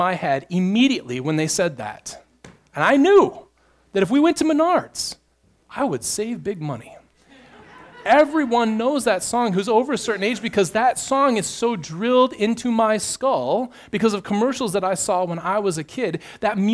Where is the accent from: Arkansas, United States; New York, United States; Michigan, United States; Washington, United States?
Michigan, United States; Midland; also born or lived in Houghton, Michigan; I grew up in Midland. I lived in this area for the first 18 years of my life